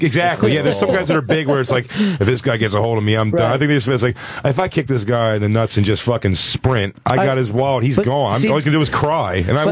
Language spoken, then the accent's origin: English; Philadelphia, Pennsylvania, United States; now in Brooklyn, United States; Even though I'm from Philly